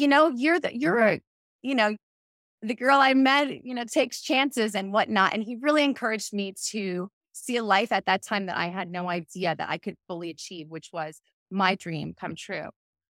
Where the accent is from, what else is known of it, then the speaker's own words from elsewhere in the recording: Long Island, New York, United States; moved away as an adult; About a year and a half ago, we moved from Long Island, which is where I did all of my education.